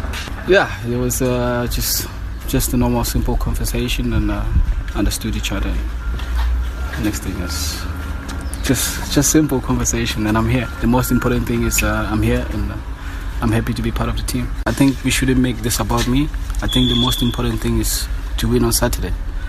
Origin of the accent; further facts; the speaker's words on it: South Africa; I'm South African